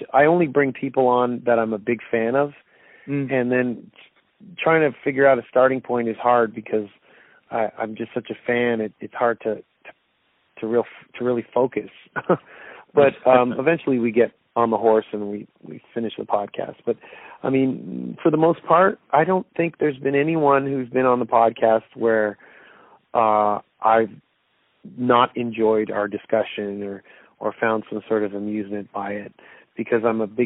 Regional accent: Toronto, Ontario, Canada; Toronto's my hometown

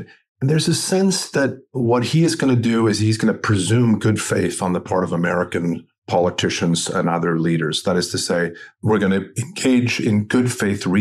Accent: Sweden; moved away; I'm originally from Sweden

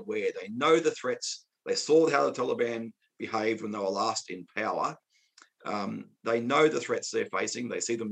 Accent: Australia; as an Australian, not just as an Australian, former Australian soldier, but as an Australian

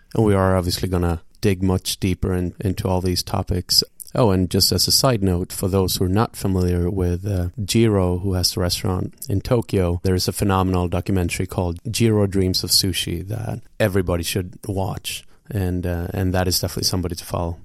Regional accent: Gothenburg, Västra Götaland, Sweden; now in New York, United States; Today we are in your hometown, which also happens to be my hometown in, in Gothenburg

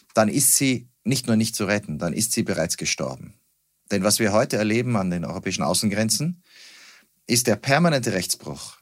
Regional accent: Salzburg, Austria; moved away as an adult; now in Berlin, Germany; ich bin Wahl-Berliner, geboren in Salzburg, aufgewachsen in Österreich

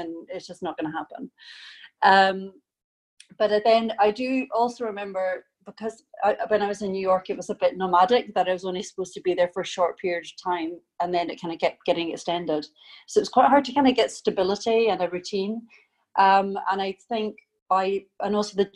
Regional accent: Scotland, United Kingdom; moved away; I am originally from Scotland.

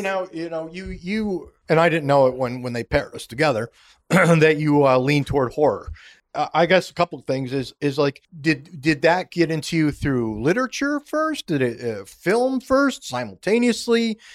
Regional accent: Schenectady, New York, United States; moved away as an adult; my hometown, the way it was pronounced, Schenectady

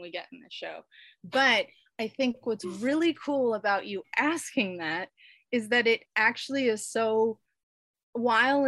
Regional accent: Southern California, United States; I grew up in Southern California

